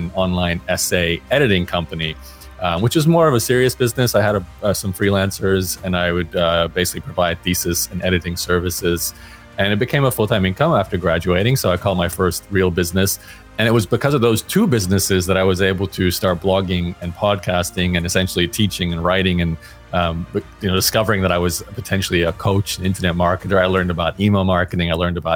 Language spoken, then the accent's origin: English; Australia; I grew up in Australia